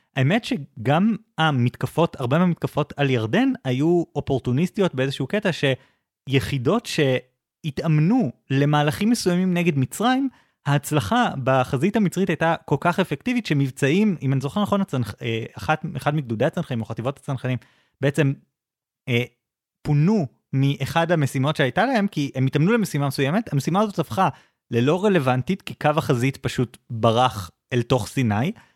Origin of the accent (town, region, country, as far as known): Israel